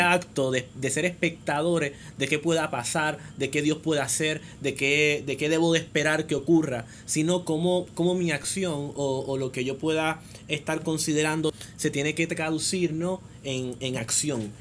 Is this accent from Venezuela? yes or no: no; Puerto Rico